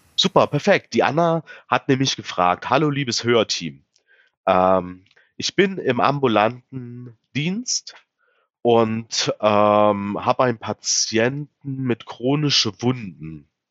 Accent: Saxony-Anhalt, Germany; bei uns in Sachsen-Anhalt

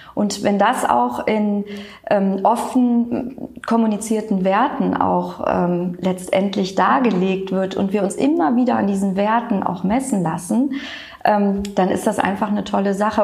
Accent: Cologne, North Rhine-Westphalia, Germany; Kölsches Mädchen bin ich. Das sage ich auch immer ganz gerne. Es gibt so wenig, die wirklich in Köln geboren sind.

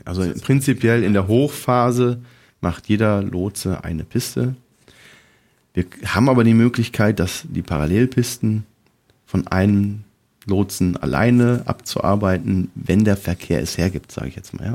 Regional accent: near Cologne, North Rhine-Westphalia, Germany; ich komme aus der Nähe von Köln, zwölf Kilometer entfernt vom Flughafen

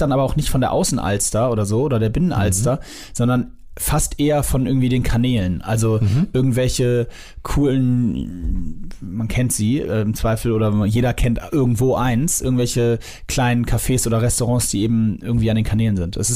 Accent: Sylt, Schleswig-Holstein, Germany; Ich bin auf Sylt aufgewachsen quasi.

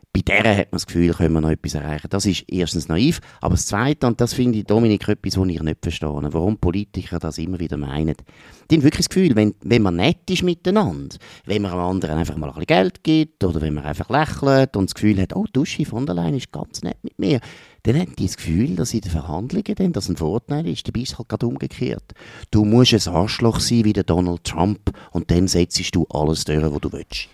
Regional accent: Switzerland; Wir sind Gott verteilt seit siebenhundert Jahren eines der kleinsten Länder von der Welt

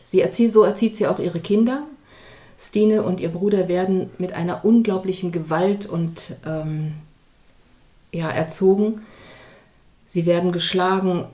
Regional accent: East Germany, Germany; now in Hamburg, Germany; ich bin auch ein Kind der DDR

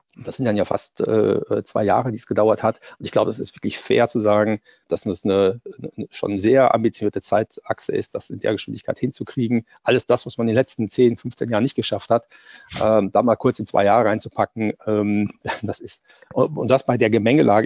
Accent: Germany; als Europäer und als Deutsche

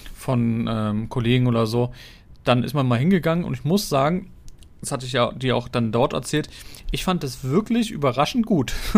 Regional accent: Berlin, Germany; Wenn du schon so lange hier wohnst und aufgewachsen bist

